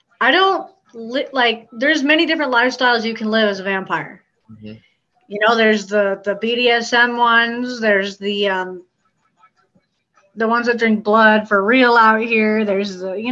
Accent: Alaska, United States; moved away; I grew up in Alaska my whole life

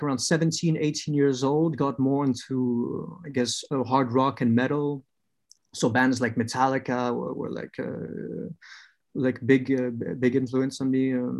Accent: Vietnam; also born or lived in France; So I was born in France, but I would say raised in Vietnam.

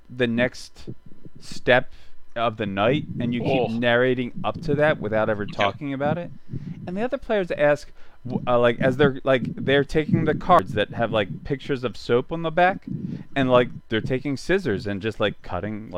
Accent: Philadelphia, Pennsylvania, United States; I'm from Philadelphia

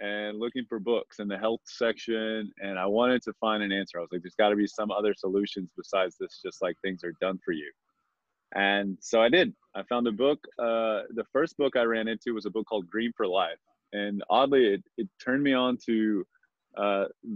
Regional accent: Texas, United States; moved away; I grew up in Texas, and a small town in Texas

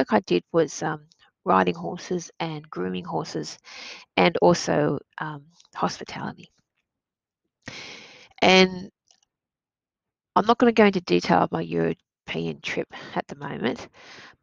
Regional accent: Australia; I grew up in Australia

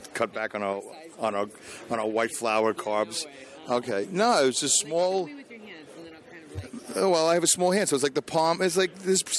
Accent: New York City, New York, United States; I'm a Jew from Brooklyn

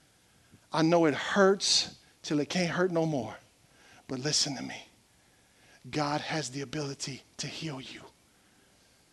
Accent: South Louisiana, United States; We're from South Louisiana

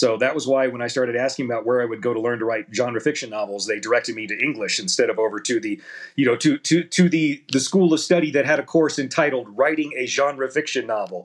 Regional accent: Independence, Missouri, United States; I'm from Independence

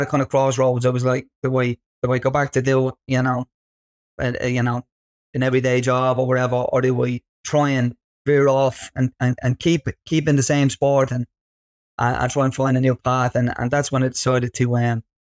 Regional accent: Dublin, Leinster, Ireland; growing up in Ballymun.

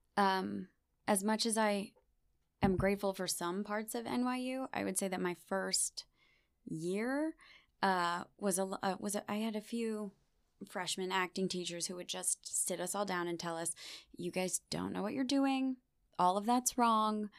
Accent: Beachwood, Ohio, United States; moved away as an adult; now in New York, United States; I grew up in Beechwood my whole life.

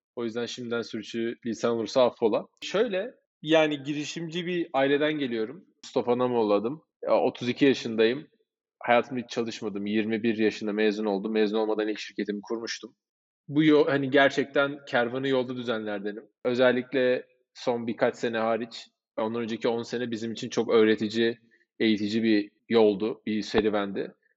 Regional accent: Cyprus; Kıbrıslıyız biz.

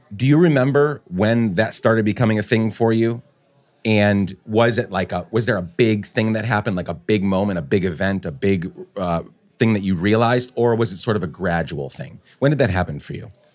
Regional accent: Guatemala; now in New York City, United States; I grew up in Guatemala

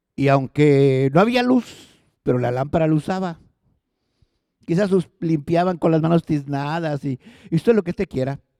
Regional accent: Los Ramones, Nuevo León, Mexico; Yo me acuerdo de mi infancia. Yo soy de los Ramones

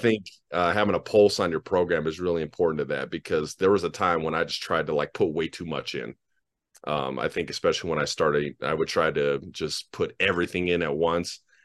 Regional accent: Denver, Colorado, United States; Well, I'm from Denver. I'm born and raised Denver kid.

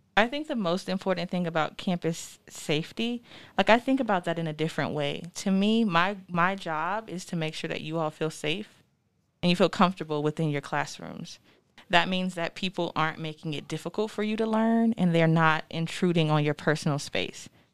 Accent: Florida, United States; moved away as an adult; now in Denver, United States; I am originally from Florida

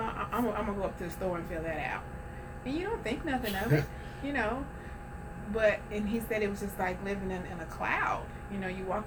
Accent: New Orleans, Louisiana, United States; I come from Holly Grove

